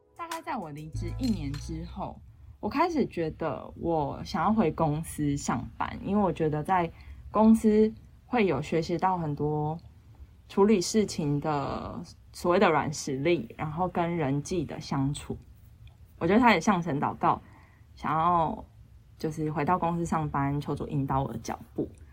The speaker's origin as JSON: {"language": "Chinese", "country": "Taiwan", "said": "其实我英文不是那种，嗯，像母语者那种，我就是一般的台湾学生，就是从小学很多英文到不敢大讲"}